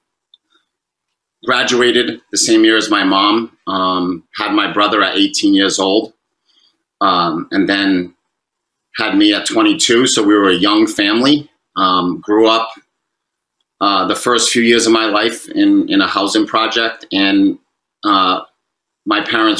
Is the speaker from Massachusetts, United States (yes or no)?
yes; Fall River, Massachusetts, United States; as a little kid growing up in Fall River